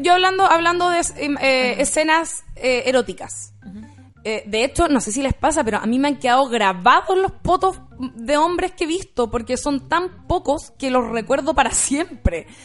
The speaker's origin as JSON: {"language": "Spanish", "country": "Chile", "said": "de dónde venimos nosotros como chilenos"}